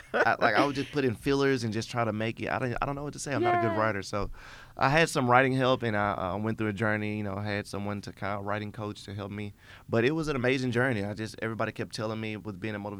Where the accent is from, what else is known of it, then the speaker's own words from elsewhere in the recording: Memphis, Tennessee, United States; I'm born and raised in Memphis, Tennessee.